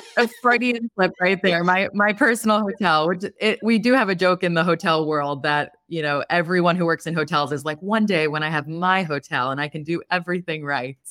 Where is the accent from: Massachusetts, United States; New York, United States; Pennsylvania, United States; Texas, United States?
New York, United States; Long Island; moved away; I'm from Long Island originally.